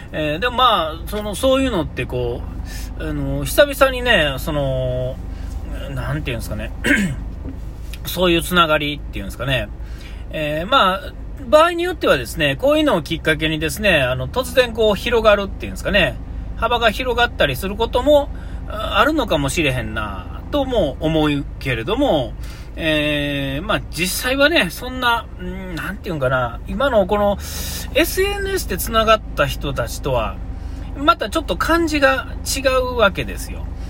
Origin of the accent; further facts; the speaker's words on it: Nara, Japan; 僕奈良ですから